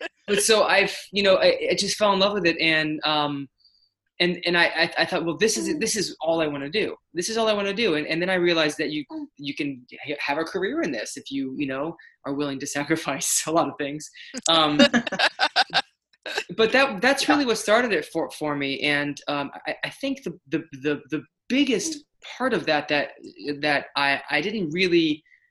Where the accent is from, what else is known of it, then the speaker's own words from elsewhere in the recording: Tampa Bay area, Florida, United States; I grew up in the Tampa Bay area in Florida